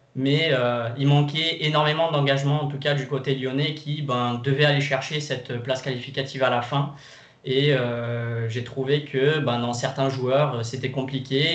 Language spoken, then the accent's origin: French; Brazil; je suis brésilien